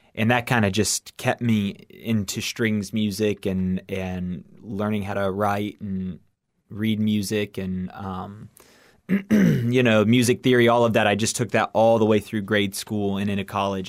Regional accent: Miami, Florida, United States; I was born and raised in Miami, Florida

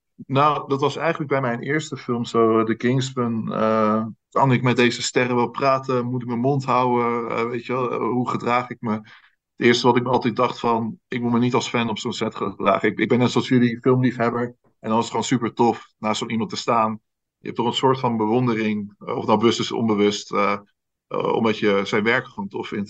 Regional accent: Netherlands; als Nederlander

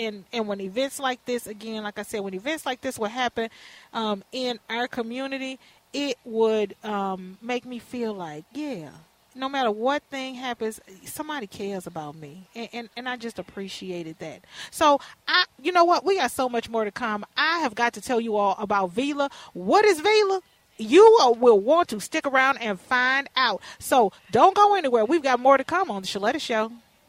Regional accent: Houston, Texas, United States; now in Minneapolis, United States; when I was a little girl growing up in Fifth Ward in Houston

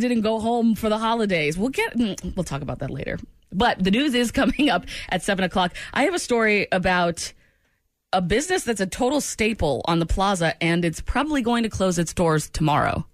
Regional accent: New England, United States; moved away; I'm from New England

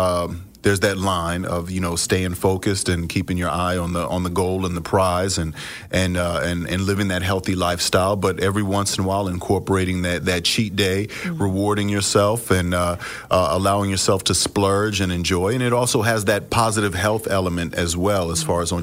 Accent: New York, United States; growing up in New York, it wasn't necessarily the coolest thing

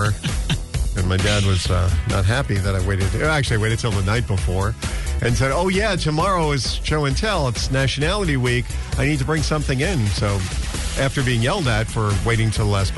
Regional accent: United States; I'm American. I got an F for being American.

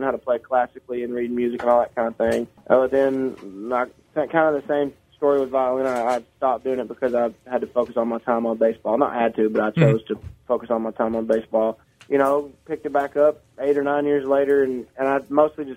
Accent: Sneedville, Tennessee, United States; also born or lived in Knoxville, Tennessee; I was born in Sneedsville, Tennessee, and moved to Knoxville going into high school. So I consider Knoxville, Tennessee, my hometown

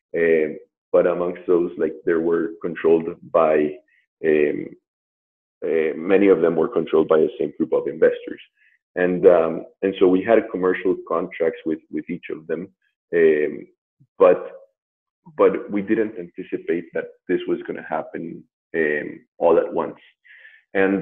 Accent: Colombia; moved away as an adult; also born or lived in New York / Boston / Mexico; I'm from Colombia. Um, I've been living abroad um, from Colombia like over 16 years

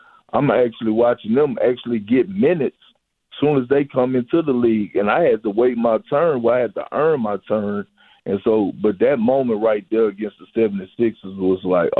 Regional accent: Texas, United States; now in Boston, United States; when I say culture change, when I came from Texas to Boston, they would think that, oh, you was coming from the South with Southern hospitality

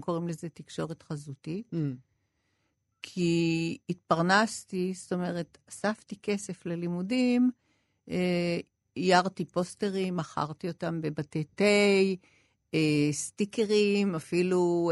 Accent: Israel; also born or lived in Paris, France; אני גדלתי כצברית, כולם דיברו כצברים

